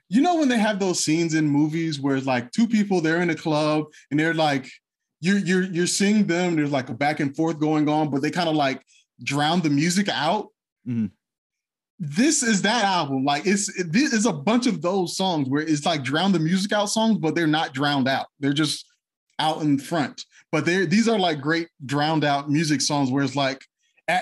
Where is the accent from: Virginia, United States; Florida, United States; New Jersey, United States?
Florida, United States; South; I'm obviously from South Florida